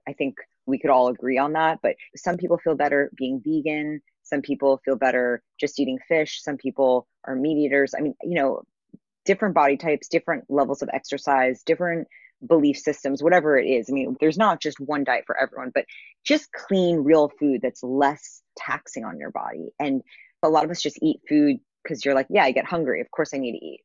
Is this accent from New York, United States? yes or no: yes; New York City, New York, United States; I grew up in New York City